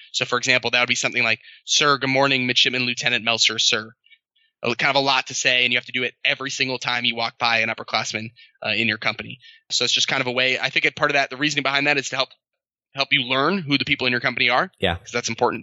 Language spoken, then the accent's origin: English; New York City, New York, United States; moved away as an adult; also born or lived in Annapolis; now in Hawaii, United States; I'm originally from New York City. That's where I grew up